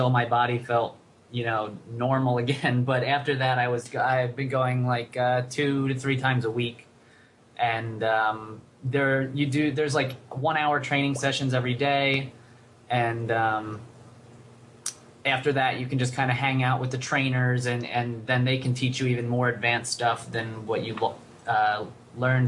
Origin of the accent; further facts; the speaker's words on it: Reading, Pennsylvania, United States; moved away as an adult; also born or lived in Rochester; I grew up in outside of Philadelphia, a place called Reading, Pennsylvania